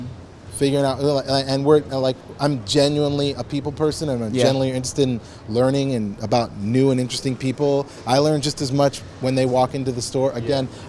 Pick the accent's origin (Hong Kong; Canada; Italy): Canada; moved away as an adult; also born or lived in New York, United States; now in Los Angeles, United States; I'm from Canada originally. My dad's from Barbados